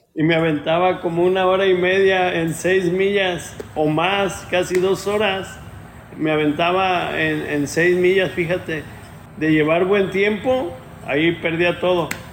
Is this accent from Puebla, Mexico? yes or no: no; Ciudad Guzmán, Jalisco, Mexico; moved away as an adult; now in Pomona, United States; Soy de Ciudad Guzmán, Jalisco